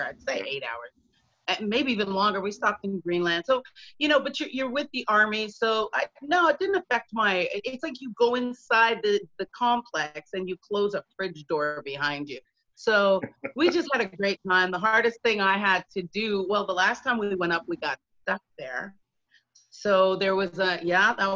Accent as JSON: {"language": "English", "town": "London", "region": "Ontario", "country": "Canada", "tie": "born or raised there", "also_born_or_lived": "England / Toronto", "moved": "as an adult", "lives_now": "Montreal, Canada", "said": "I'm from London, Ontario, so not Toronto, although I did spend some time in Toronto"}